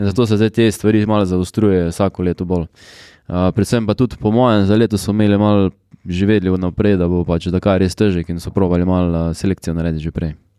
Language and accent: Slovenian; Carinthia, Slovenia; ponosen in z veseljem povem, da sem iz Slovenije.